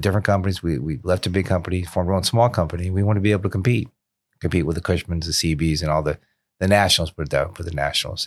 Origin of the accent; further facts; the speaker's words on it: South Florida, United States; born and raised in South Florida.